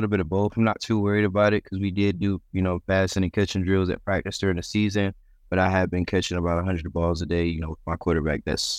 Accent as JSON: {"language": "English", "town": "Youngstown", "region": "Ohio", "country": "United States", "tie": "born there", "said": "I mean, growing up, I was born in Youngstown, Ohio. So I'm a big Buckeyes fan growing up."}